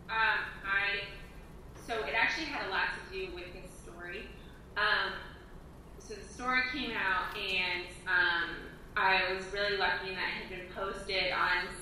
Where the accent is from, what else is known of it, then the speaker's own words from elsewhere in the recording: Midwest, United States; growing up in the Midwest, that's how we roll.